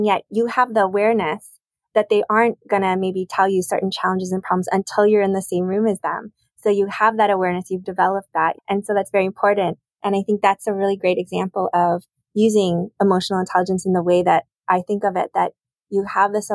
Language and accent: English; United States; I'm Korean American, but my parents are both Korean.